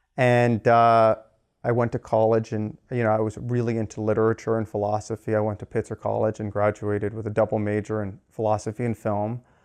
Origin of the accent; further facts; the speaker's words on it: Los Angeles, California, United States; I grew up in Los Angeles.